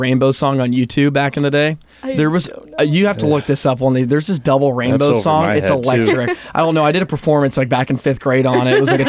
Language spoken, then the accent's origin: English; Texas, United States; I came from Texas. I remember my first night in the dorms.